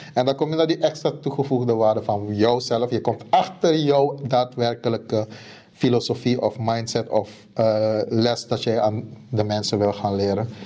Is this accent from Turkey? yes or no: no; Suriname; moved away; Ik kom uit Suriname